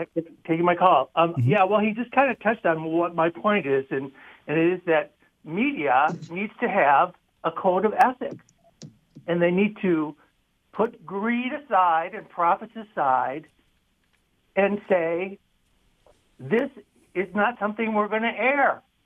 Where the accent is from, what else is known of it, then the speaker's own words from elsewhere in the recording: Maine, United States; in my hometown here, or at least uh, across the across the way in the next town over, up in up in I'm in Maine